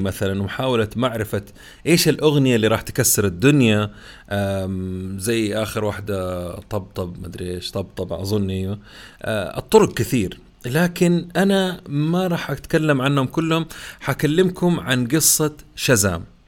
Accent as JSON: {"language": "Arabic", "country": "Saudi Arabia", "said": "عندنا في السعوديه"}